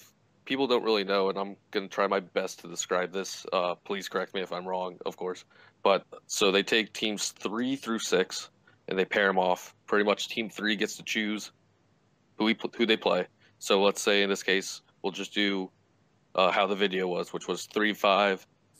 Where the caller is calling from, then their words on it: St. Louis, Missouri, United States; St. Louis.